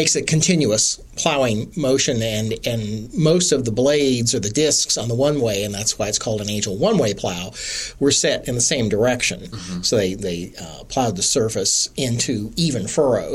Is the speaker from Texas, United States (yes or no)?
no; Wichita, Kansas, United States; I grew up in a city, so I grew up in Wichita, so I'm a city kid